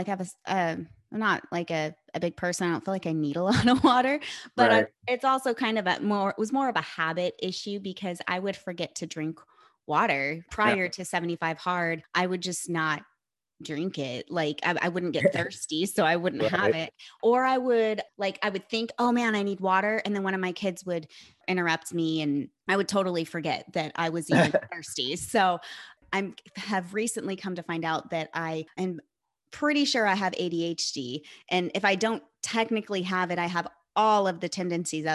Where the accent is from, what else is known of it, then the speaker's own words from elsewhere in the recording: California, United States; I'm from California